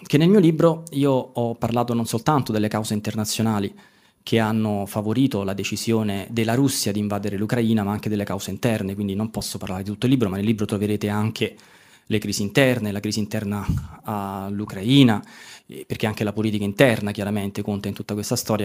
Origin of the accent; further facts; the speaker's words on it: Italy; io sono stato formato dall'inizio alla fine per tutelare gli interessi nazionali del mio paese